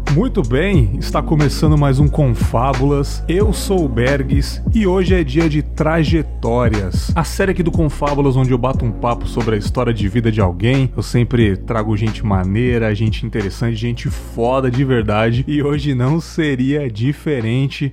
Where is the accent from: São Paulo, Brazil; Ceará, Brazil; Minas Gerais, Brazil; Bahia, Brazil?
São Paulo, Brazil; moved away as an adult; also born or lived in Vila Silvia, São Paulo; now in Espírito Santo, Brazil; eu não moro em São Paulo atualmente, eu moro no Espírito Santo, mas eu sou paulistano também, né? Eu cresci ali Legal. em São Miguel Paulista